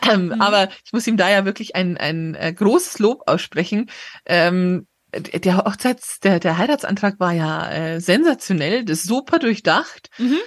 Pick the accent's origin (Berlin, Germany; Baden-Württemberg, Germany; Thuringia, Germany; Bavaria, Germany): Bavaria, Germany; Munich; als Münchner